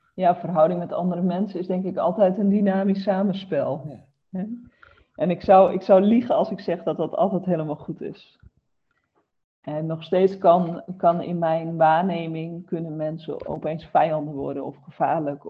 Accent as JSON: {"language": "Dutch", "region": "Groningen", "country": "Netherlands", "tie": "born or raised there", "moved": "as an adult", "lives_now": "Roden, Netherlands", "said": "Ik ben altijd opgegroeid in Groningen, dus altijd in het noorden gebleven."}